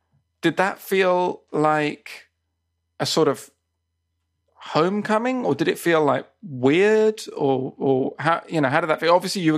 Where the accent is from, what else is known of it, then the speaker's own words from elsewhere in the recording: England, United Kingdom; also born or lived in Spain; now in Japan; Whereas I was originally from England and moved to Japan.